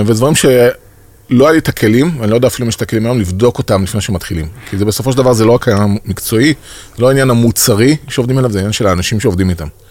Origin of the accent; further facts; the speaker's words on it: Beersheba, Southern District, Israel; moved away as an adult; אני באר שבעי במקור